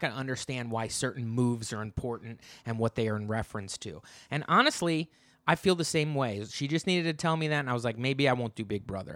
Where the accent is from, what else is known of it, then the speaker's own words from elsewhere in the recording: New Jersey, United States; I'm from New Jersey